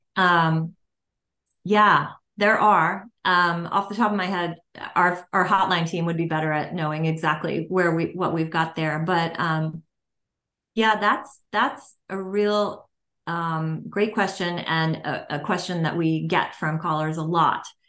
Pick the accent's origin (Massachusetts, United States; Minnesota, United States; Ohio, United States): Massachusetts, United States; I'm from Massachusetts